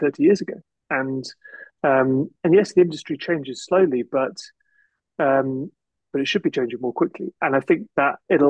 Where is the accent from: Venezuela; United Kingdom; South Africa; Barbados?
United Kingdom; Shropshire, West Midlands; I grew up in Shropshire